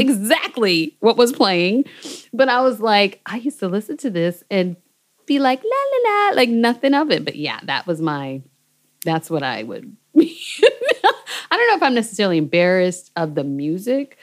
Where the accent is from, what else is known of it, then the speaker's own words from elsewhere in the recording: Seattle, Washington, United States; moved away as an adult; also born or lived in Berlin, Germany; I'm from Seattle, Washington, which is West Coast